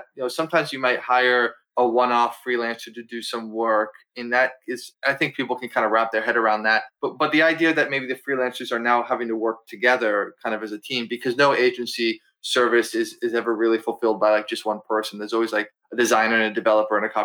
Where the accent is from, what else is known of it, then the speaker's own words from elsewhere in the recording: Massachusetts, United States; now in Philadelphia, United States; where I'm from Massachusetts, I live in Philly now